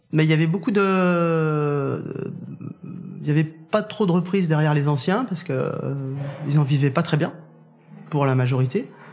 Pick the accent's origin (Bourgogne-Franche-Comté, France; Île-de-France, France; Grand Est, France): Bourgogne-Franche-Comté, France; Saint-Amour; moved away as an adult; also born or lived in Jura / Mâconnais; now in Corbières, France; J'ai grandi dans le, dans le Beaujolais, au milieu des vignes, à Saint-Amour